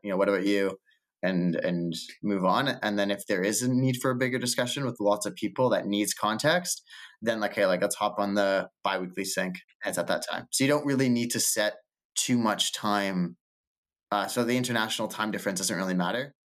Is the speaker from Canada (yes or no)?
yes; Canada; also born or lived in Toronto / Lisbon / New York; as a Canadian